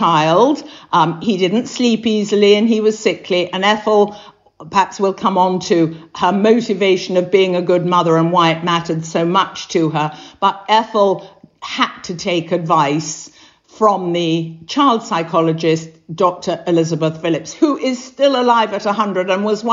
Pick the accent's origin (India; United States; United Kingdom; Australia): United Kingdom; England; they looked at me as an English person